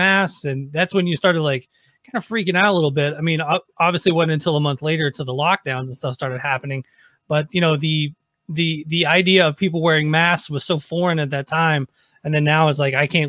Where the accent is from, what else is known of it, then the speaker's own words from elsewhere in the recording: Nashville, Tennessee, United States; I grew up in Nashville